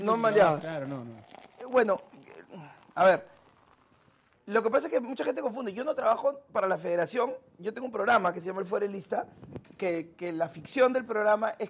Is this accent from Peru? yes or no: yes; Peru; soy de Perú